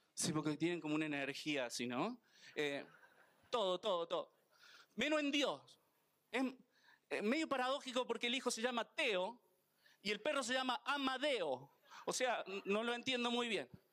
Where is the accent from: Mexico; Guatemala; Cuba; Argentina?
Argentina; Soy argentino